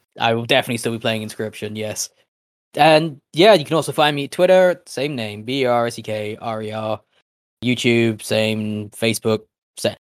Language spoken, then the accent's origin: English; United Kingdom; We are British people